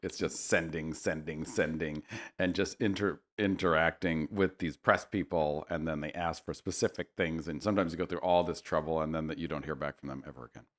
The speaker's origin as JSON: {"language": "English", "town": "Berkeley", "region": "California", "country": "United States", "tie": "born or raised there", "also_born_or_lived": "New York City", "moved": "as an adult", "lives_now": "Los Angeles, United States", "said": "I grew up in Berkeley"}